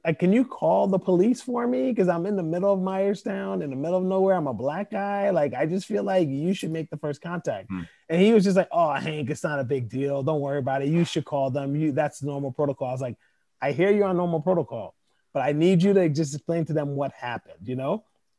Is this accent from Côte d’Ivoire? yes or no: yes; Côte d’Ivoire; English is a second language; moved away; I was coming from Ivory Coast, which is a French speaking country, you know?